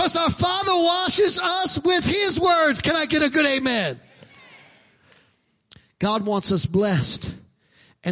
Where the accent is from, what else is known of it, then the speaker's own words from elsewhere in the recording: New York City, New York, United States; I'm from Brooklyn